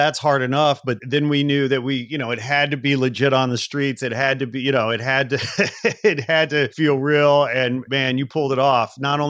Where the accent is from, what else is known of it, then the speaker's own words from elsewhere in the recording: Chicago, Illinois, United States; now in Los Angeles, United States; I'm a transplant from Chicago, been here 20 years, but that doesn't count.